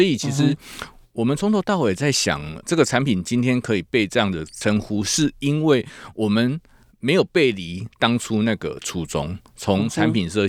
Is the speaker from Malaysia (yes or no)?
no; Tainan, Taiwan; 因为我是台南人嘛